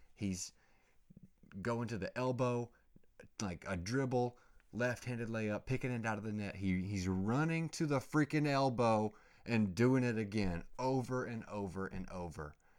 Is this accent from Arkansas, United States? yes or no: no; Oklahoma, United States; I grew up in Oklahoma, going to the lakes and freaking wakeboarding